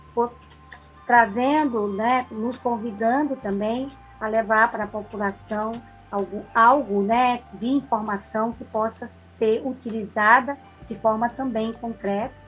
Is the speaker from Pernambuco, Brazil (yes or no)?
yes; Pernambuco, Brazil; Eu sou uma pernambucana muito que sou muito, amo muito a minha terra